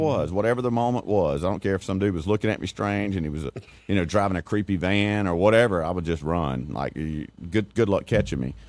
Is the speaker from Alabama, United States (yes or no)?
yes; Elba, Alabama, United States; I grew up in Elba.